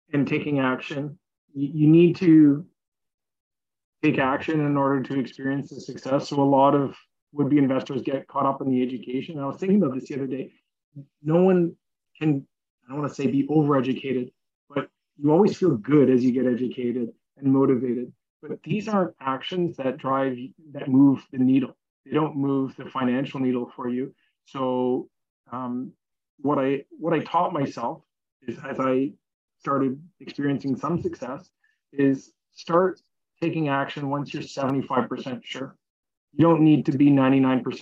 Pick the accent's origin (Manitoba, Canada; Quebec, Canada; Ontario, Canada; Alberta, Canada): Quebec, Canada; Montreal; I'm from Montreal